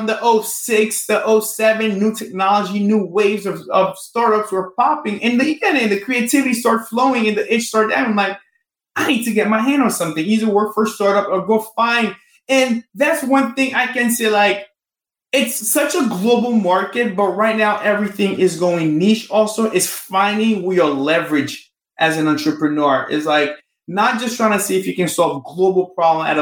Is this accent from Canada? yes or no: no; Haiti; moved away; I'm from Haiti